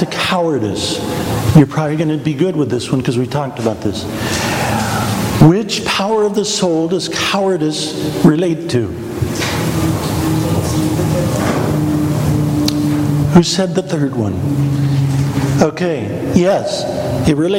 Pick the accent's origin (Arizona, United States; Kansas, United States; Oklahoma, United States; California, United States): Kansas, United States; I'm from Kansas